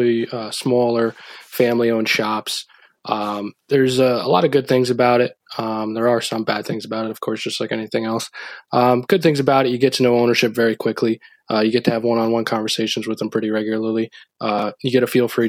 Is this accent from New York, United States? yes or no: yes; Rockland, New York, United States; we had a local store down by where I grew up in Rockland